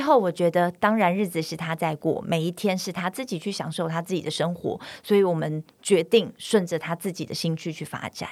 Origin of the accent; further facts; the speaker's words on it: China; now in Taiwan; 我在中国大陆长大